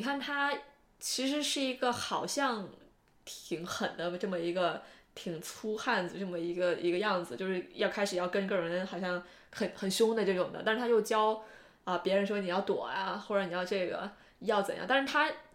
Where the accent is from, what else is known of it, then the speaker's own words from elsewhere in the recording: Northwest China, China; 我是西北人，我知道甘肃有多荒凉